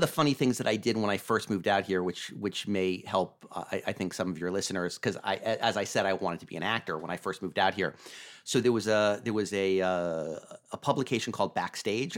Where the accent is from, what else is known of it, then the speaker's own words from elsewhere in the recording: Vermont, United States; moved away as an adult; also born or lived in Los Angeles / Santa Monica; I grew up in Vermont